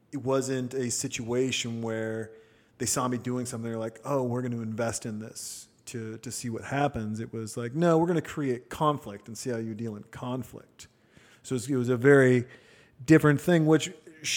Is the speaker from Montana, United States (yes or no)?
yes; Montana, United States; I'm a kid from Montana